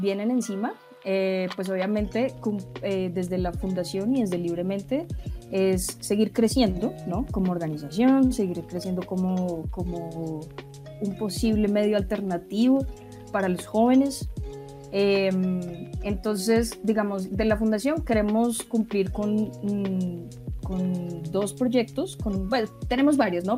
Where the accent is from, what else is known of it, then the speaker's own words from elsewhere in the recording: Bogotá, Colombia; yo nací en Bogotá, eh, crecí en Bogotá mm, y después tuve la oportunidad de irme, pero volví a Bogotá